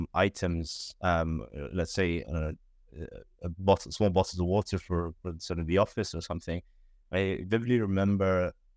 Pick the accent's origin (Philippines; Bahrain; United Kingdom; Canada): Bahrain; I'm originally from Bahrain. Don't know where that is. It's a very small island in the Middle East, near Dubai, near Saudi Arabia